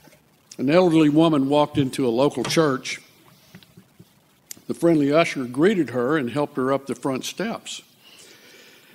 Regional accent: Lufkin, Texas, United States; I grew up in Lufkin, Texas

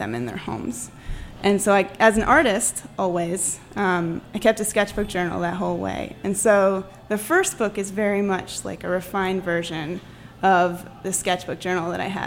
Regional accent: Oregon, United States; moved away; I grew up in Oregon, and the garden was right outside the door

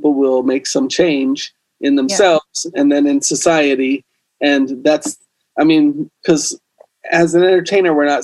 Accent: the South, United States; growing up in the South

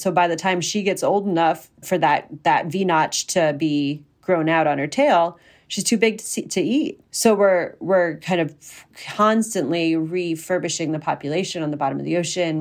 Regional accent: central Pennsylvania, United States; now in Maine, United States; I'm from central Pennsylvania

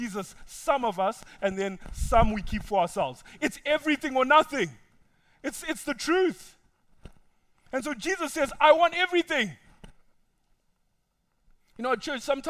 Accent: Zimbabwe; now in United States; I know where I come from. I come from Zimbabwe.

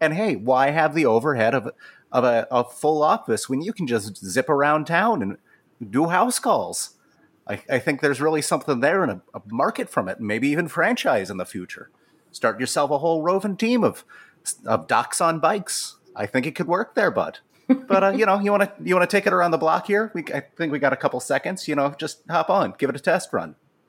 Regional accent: Canada; Ma'am, I appreciate the compliment, and I'm not kind, I'm just Canadian.

